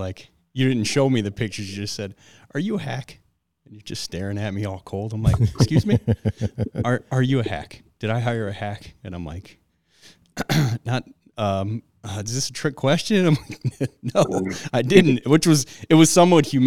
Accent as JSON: {"language": "English", "town": "Detroit", "region": "Michigan", "country": "United States", "tie": "born or raised there", "moved": "yes", "said": "I grew up in Detroit and barely ever left it."}